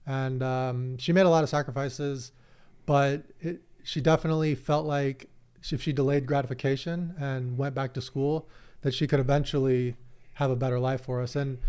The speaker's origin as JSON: {"language": "English", "town": "San Diego", "region": "California", "country": "United States", "tie": "born or raised there", "said": "I grew up in the Southern California ecosystem of poker, but I was more in San Diego. You guys had your LA thing."}